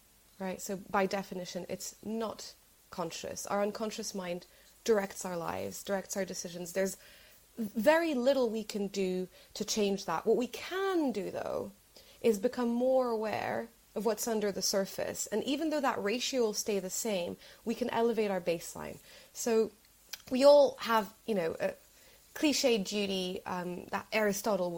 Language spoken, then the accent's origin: English; Morocco; moved away as an adult; now in London, United Kingdom; I'm originally from Morocco